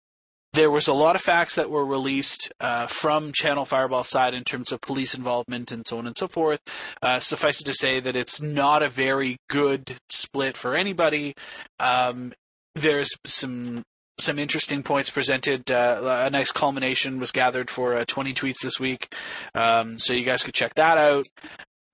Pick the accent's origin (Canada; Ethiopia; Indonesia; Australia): Canada; Toronto, Ontario; it's going to be in my hometown